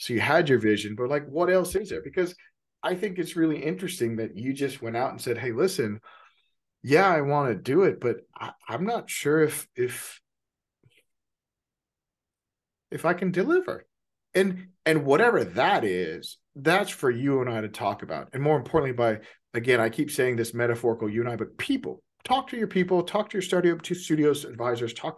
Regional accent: Texas, United States; now in Seattle, United States; I'm from Texas, you know, like I'm from the South

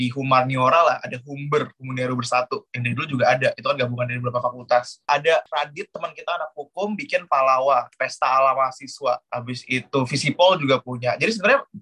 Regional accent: Jakarta, Indonesia; now in Yogyakarta, Indonesia; di Jakarta itu, aku aku dari Jakarta setia di Jakarta emang kita beberapa kali sering bikin acara dengan konsep serupa seperti Terror Weekend. Akhirnya kita pindah ke Jogja

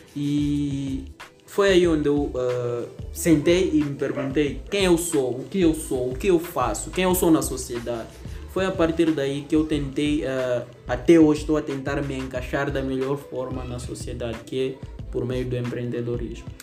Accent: Lichinga, Niassa, Mozambique; sou natural do Niassa, constantemente em Lixinga

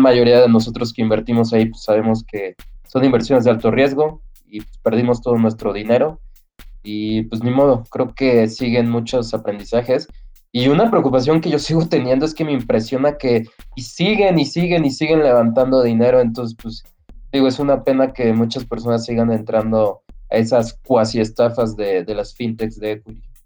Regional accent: Mexico

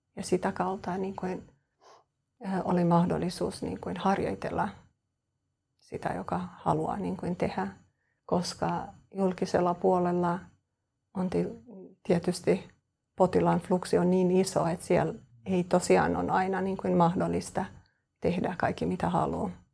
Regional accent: Kosovo; Finnish is a second language; moved away as an adult; also born or lived in Turku, Finland; now in Espoo, Finland; mä oon Kosovosta. Äh, mä, äh, oon lähtenyt sieltä kolmetoista vuotta sitten ja mä muutin Suomeen perheen vuoksi

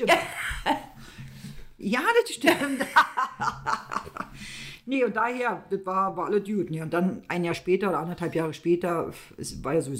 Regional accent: East Germany, Germany; ich bin ja aus dem Osten.

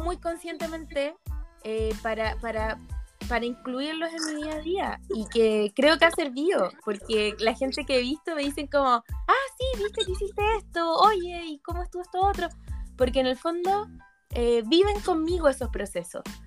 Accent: Chile; moved away as an adult; now in Lyon, France; estoy en Chile

